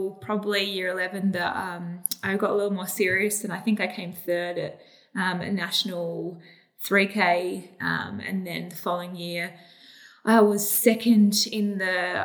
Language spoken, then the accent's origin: English; Adelaide, South Australia, Australia; I feel very lucky to have grown up here